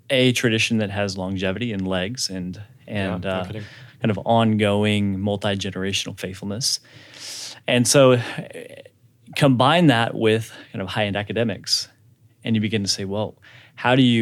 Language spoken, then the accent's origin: English; Lincoln, Nebraska, United States; born there; also born or lived in Dallas / Brazil; I was born in Lincoln, Nebraska.